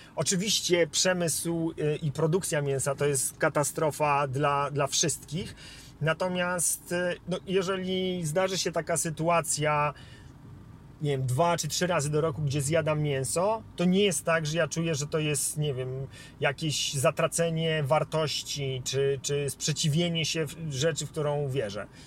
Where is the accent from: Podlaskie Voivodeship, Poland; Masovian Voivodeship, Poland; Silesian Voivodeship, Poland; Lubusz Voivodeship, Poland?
Masovian Voivodeship, Poland; Warsaw; ja wychowałem się w Polsce, e, w Warszawie